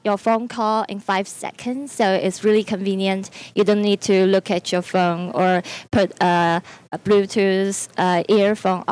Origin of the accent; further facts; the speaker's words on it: China; I'm from China.